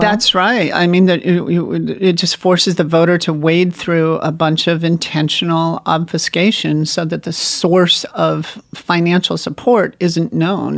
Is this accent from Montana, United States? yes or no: yes; Montana, United States; my home state of Montana